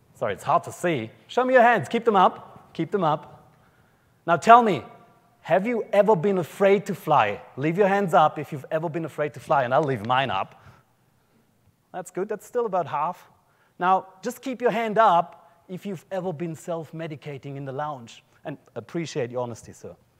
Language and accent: English; an area just south of Munich, Bavaria, Germany; accent: German; Australian; moved away as an adult; now in Brisbane, Australia; I grew up in uh, an area just south of, south of Munich in Germany